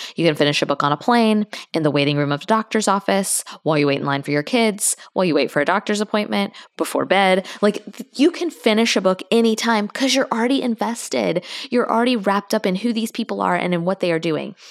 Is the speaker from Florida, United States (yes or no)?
yes; Tallahassee, Florida, United States; I'm from there.